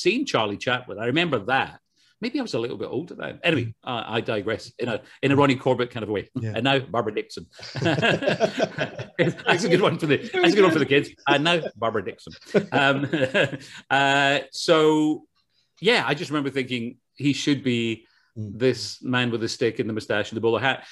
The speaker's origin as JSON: {"language": "English", "town": "Glasgow", "region": "Scotland", "country": "United Kingdom", "tie": "born or raised there", "moved": "as an adult", "lives_now": "Los Angeles, United States", "said": "born and bred in Glasgow."}